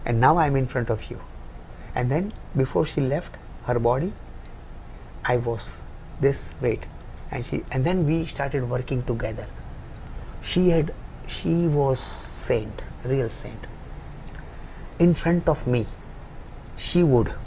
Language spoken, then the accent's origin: English; India; I am an Indian boy.